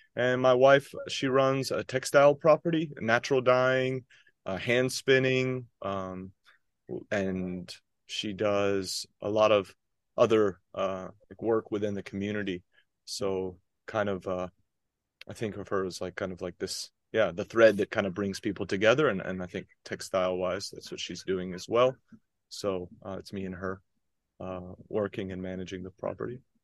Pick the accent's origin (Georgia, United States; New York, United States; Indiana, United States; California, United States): Georgia, United States; Athens; moved away as an adult; also born or lived in North Carolina; now in Onomichi, Japan; I grew up in Athens, Georgia, so it was a town, a college town in the South